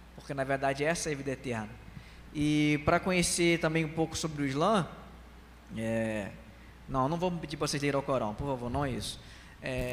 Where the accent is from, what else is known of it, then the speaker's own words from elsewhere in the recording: Brazil; eu sou brasileiro, tenho a cara de muçulmano.